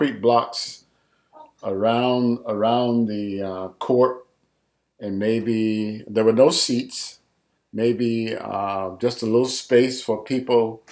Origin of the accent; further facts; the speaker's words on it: Dade City, Florida, United States; I was born and raised in Dade City, Florida, Pasco County.